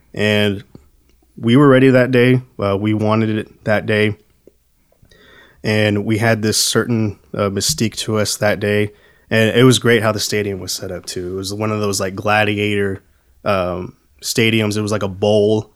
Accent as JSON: {"language": "English", "region": "Texas", "country": "United States", "tie": "born or raised there", "said": "growing up in Texas"}